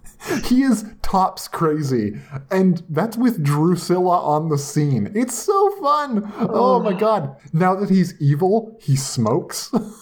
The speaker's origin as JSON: {"language": "English", "country": "Canada", "said": "As a Canadian"}